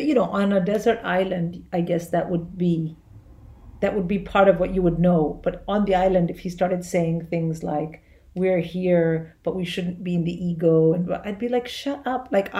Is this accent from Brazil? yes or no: no; India; as an Indian